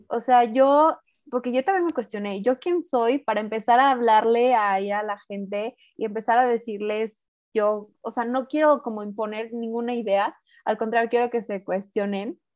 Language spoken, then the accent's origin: Spanish; Mexico; also born or lived in San Luis Potosí; yo vivo en San Luis, yo soy mexicana